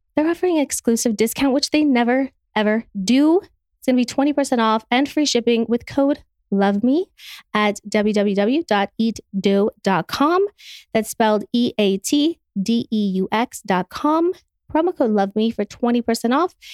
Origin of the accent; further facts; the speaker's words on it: Utah, United States; I'm from Utah